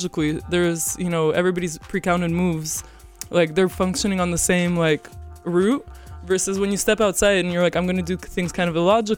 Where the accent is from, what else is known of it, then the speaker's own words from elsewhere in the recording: Russia; now in New York, United States; I'm from Russia